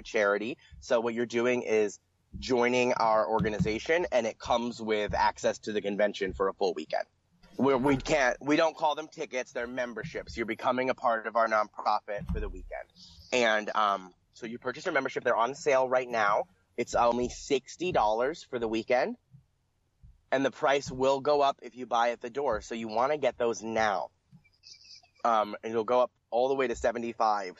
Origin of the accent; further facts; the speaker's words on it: Pennsylvania, United States; I grew up in Pennsylvania